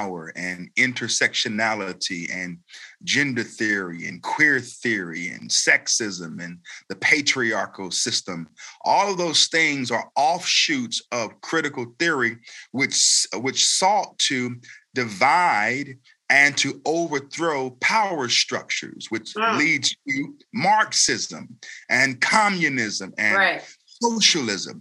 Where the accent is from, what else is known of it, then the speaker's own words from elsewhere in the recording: Raleigh, North Carolina, United States; also born or lived in Elizabeth City, North Carolina; I was born in Elizabeth City, North Carolina, and that's right out on the coast, but I've lived in Raleigh pretty much all of my life